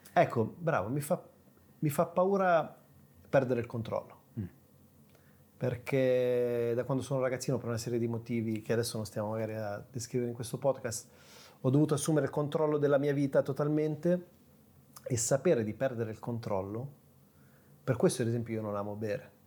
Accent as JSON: {"language": "Italian", "town": "Sesto San Giovanni", "region": "Lombardy", "country": "Italy", "tie": "born or raised there", "said": "nasco, attenzione, nella periferia di Milano, Sesto San Giovanni"}